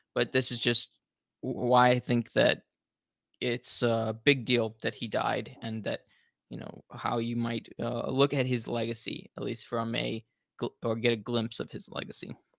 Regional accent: United States; being American

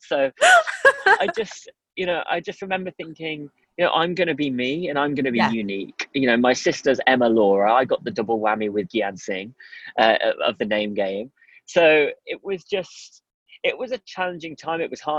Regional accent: Midlands, United Kingdom; also born or lived in Durham; growing up in the Midlands, it was very, very mixed culturally. So yes. I didn't really feel my colour. I kind of blended in, let's say. But then when I moved to Durham

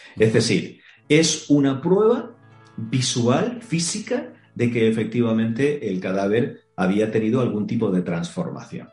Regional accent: Tenerife, Canary Islands, Spain; yo soy oriundo de Canarias, de Tenerife

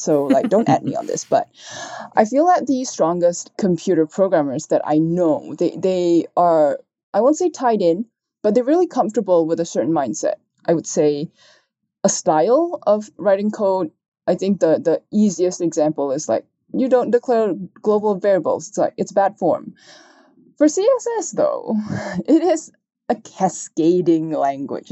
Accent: Malaysia; I'm Chinese, if you can tell from my name, and so I, I grew up in Malaysia

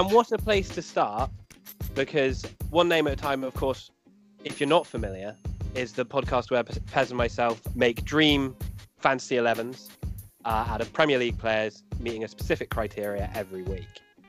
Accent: South Devon, South West England, United Kingdom; we're both from South Devon. Torquay United is our local club.

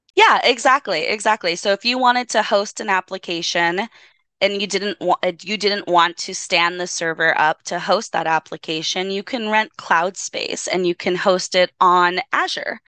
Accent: Los Angeles, California, United States; product of Los Angeles, born and raised in East LA.

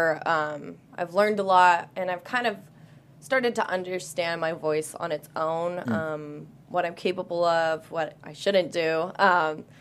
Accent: Whittier, California, United States; I'm born and raised in Whittier, California. So I've always lived

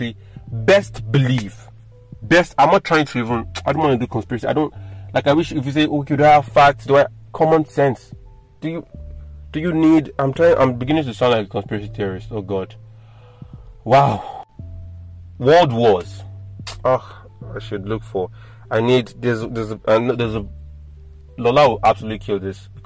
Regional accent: Nigeria

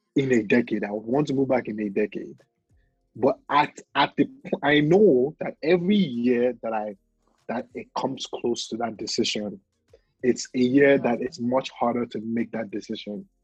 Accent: Ibadan, Oyo, Nigeria; moved away; We were born to Nigerian parents in Ibadan.

